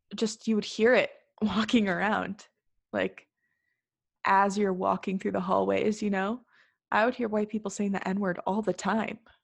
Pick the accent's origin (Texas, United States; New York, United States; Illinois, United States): Illinois, United States; North Shore of Chicago; we're both from the North Shore of Chicago